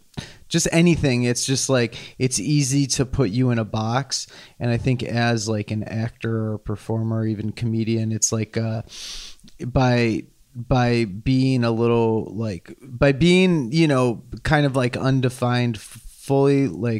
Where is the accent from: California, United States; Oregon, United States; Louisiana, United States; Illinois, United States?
Illinois, United States; Chicago; also born or lived in Riverside, Illinois / Westchester, Illinois / New York; now in Los Angeles, United States; I was born in Chicago, grew up in the city, unlike Foster and Western.